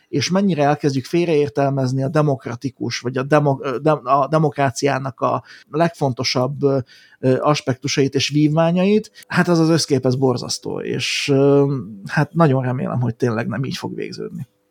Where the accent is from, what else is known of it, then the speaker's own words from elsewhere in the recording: Slovakia; mi ugye szlovákiai magyarként